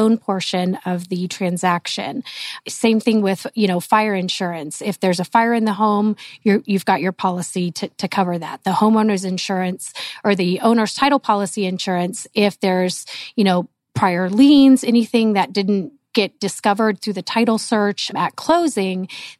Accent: Lincoln, Nebraska, United States; moved away as an adult; also born or lived in California; now in Arizona, United States; I grew up in Lincoln, Nebraska

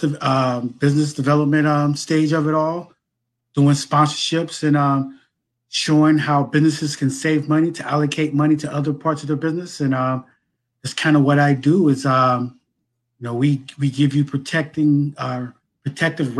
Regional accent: Cincinnati, Ohio, United States; also born or lived in Philadelphia; I'm born and raised in Cincinnati

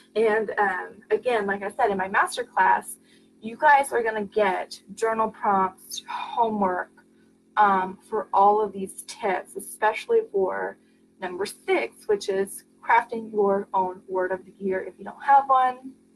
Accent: Oregon, United States; I'm from Oregon.

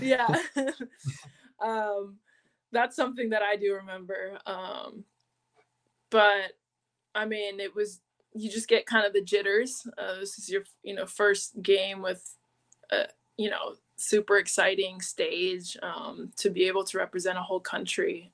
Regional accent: San Diego, California, United States; also born or lived in Monterey, California; I was born in Monterey, California, but I was raised in San Diego, California

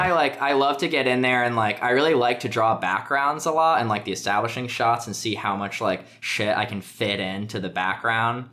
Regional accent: Connecticut, United States; moved away as an adult; now in Brooklyn, United States; I'm from Connecticut

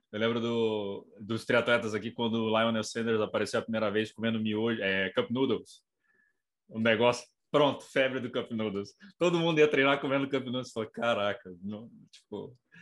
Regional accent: Brazil; sou brasileiro

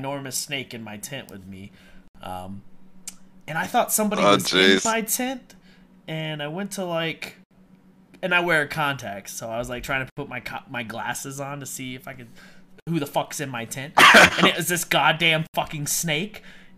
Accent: Miami, Florida, United States; moved away; I'm from Miami, Miami, Florida. So that's where I was born and raised and grew up there

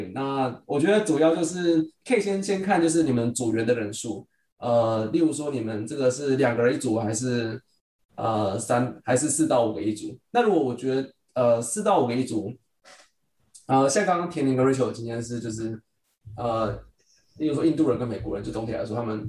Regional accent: Taiwan; now in United States; 我们在就是从台湾来到美国，然后需要分组跟团队合作的时候

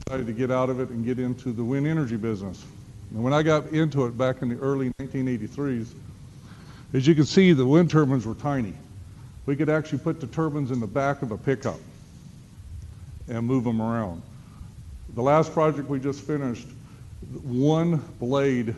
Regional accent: Starkville, Mississippi, United States; I'm from Starkville. This is my hometown.

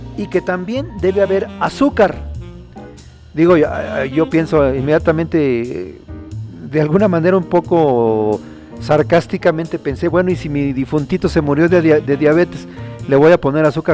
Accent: Mexico; tenemos los mexicanos

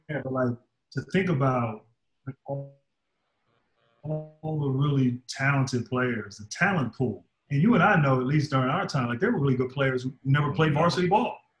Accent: Reston, Virginia, United States; I'm from Virginia

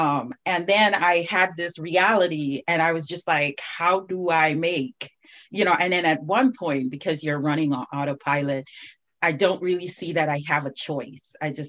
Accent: Jamaica; now in United States; I came from Jamaica and then I was here and I started experiencing a whole nother life.

